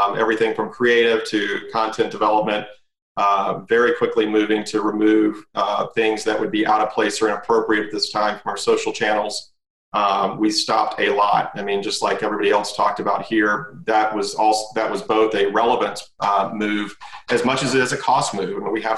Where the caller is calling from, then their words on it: Atlanta, Georgia, United States; I am tuning in from Atlanta, and I'm very happy to be tuning in from Atlanta.